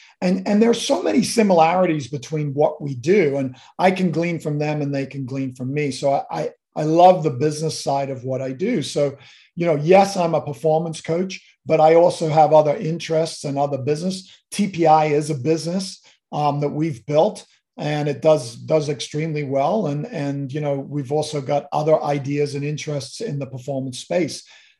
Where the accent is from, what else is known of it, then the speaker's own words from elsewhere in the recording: Kenya; You know, growing up in Kenya as a kid, my dad used to take me to these watering holes on Saturday mornings, jump in the truck and Land Rover and go out into a safari park.